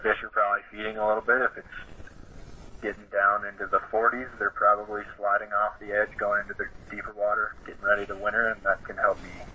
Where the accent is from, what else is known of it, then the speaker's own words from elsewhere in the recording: Fond du Lac, Wisconsin, United States; moved away as an adult; now in Minnesota, United States; I grew up around the Fond du Lac area, Ripon area